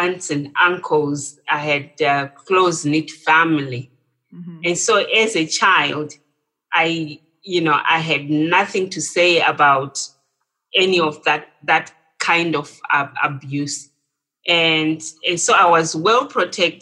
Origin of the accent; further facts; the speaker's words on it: Zimbabwe; moved away as an adult; also born or lived in England; I'm originally from Zimbabwe